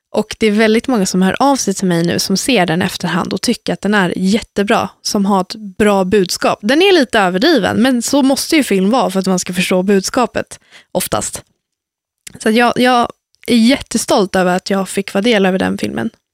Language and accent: Swedish; Lidingö, Stockholm County, Sweden; born or raised there; also born or lived in Värmland